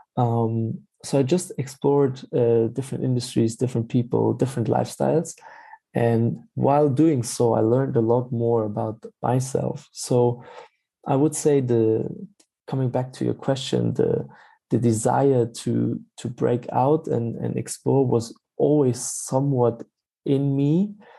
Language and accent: English; Stuttgart, Baden-Württemberg, Germany; moved away as an adult; also born or lived in Freiburg / Berlin; I'm from from Germany, born uh, in in Freiburg, and then uh, grown up in uh, the area of Stuttgart.